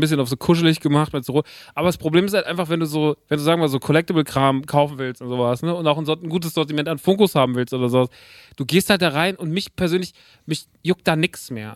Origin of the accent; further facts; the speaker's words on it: Rodgau, Hesse, Germany; der Laden ist in Rottgau. Das ist meine alte Heimat